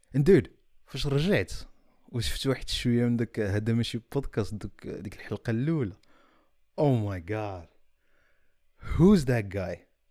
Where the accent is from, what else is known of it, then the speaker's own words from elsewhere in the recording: Morocco; حنايا اللي دزنا وكبرنا في المغرب